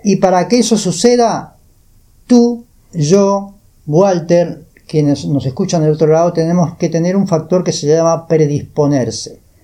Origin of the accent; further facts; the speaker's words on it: Peru; moved away as an adult; now in Uruguay; yo vengo de Perú